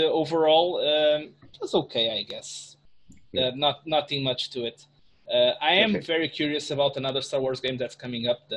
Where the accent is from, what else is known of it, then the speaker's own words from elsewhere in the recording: Portugal; I'm from Portugal.